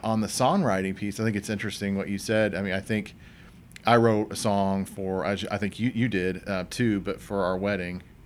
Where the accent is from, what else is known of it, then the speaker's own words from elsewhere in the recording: Franklin, Indiana, United States; my hometown, Franklin